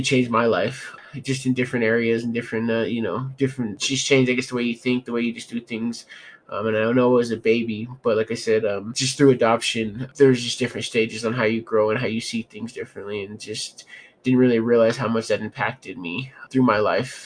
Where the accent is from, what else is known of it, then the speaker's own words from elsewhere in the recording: Denver, Colorado, United States; I'm from Denver, Colorado